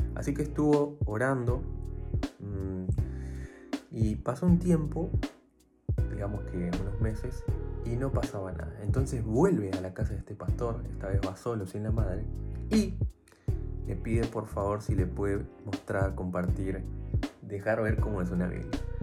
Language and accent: Spanish; Buenos Aires, Argentina; soy de Buenos Aires